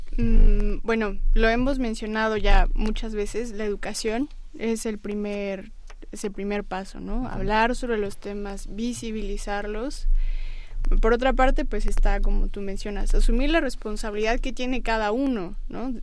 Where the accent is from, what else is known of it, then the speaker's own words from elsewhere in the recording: Mexico; nosotros como mexicanos